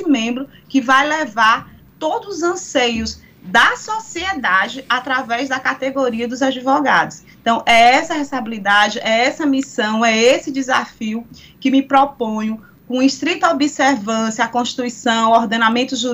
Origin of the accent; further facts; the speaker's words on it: Piauí, Brazil; representando sempre os meus pares e de onde vim e a advocacia do estado do Piauí.